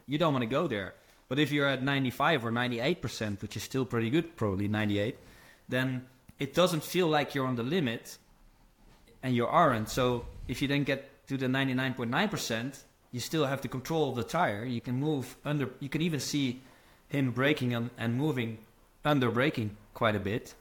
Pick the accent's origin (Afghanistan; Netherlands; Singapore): Netherlands; moved away as an adult; also born or lived in America; I'm from Holland